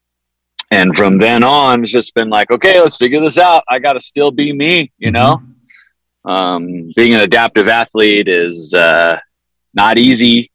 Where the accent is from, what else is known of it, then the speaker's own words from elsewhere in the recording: San Diego, California, United States; Growing up in San Diego